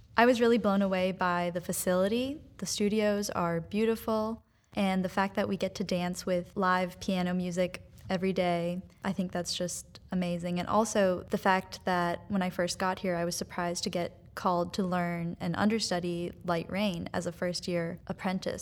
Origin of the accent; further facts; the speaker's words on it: New York, United States; also born or lived in North Carolina; now in Fort Wayne, United States; I'm from New York